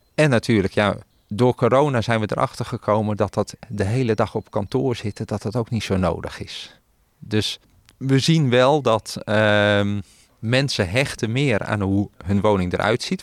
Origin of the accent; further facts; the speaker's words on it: Netherlands; also born or lived in Belgium; wij in Nederland